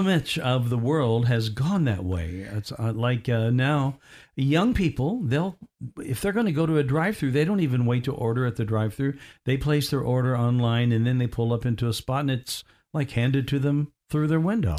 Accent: Evansville, Indiana, United States; now in Orlando, United States; in my hometown where I was born, in Indiana, Evansville, Indiana

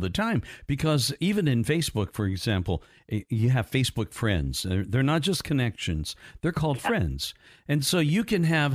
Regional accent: southern Indiana, United States; I grew up not terribly far from there, southern Indiana

